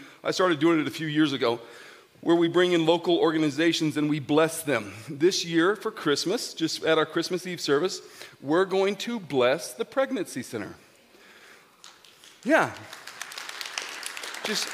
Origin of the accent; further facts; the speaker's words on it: Grand Junction, Colorado, United States; I'm a GJ boy. I grew up in Grand Junction